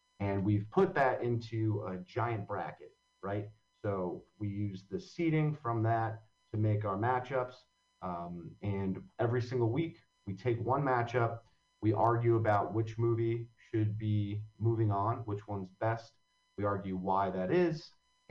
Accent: Long Valley, New Jersey, United States; now in Hoboken, United States; I grew up in Long Valley, New Jersey

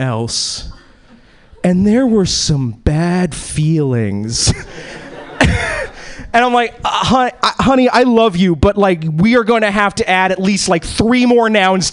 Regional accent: East Coast, United States; now in Seattle, United States; I was born and bred in the East Coast

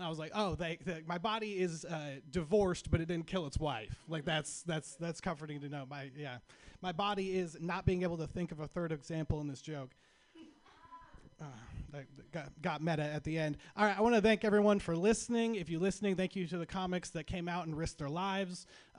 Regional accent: Sacramento, California, United States; I'm from Sacramento. If you don't know what Sacramento is, Sacramento is our capital.

